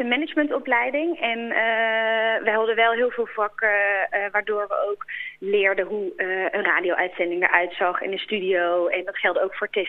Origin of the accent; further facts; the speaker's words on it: Boxmeer, North Brabant, Netherlands; moved away as an adult; also born or lived in Breda; Geboren en getogen. Tot mijn achttiende heb ik daar gewoond.